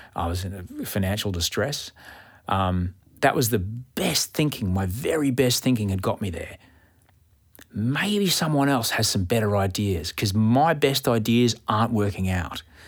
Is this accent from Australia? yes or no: yes; Australia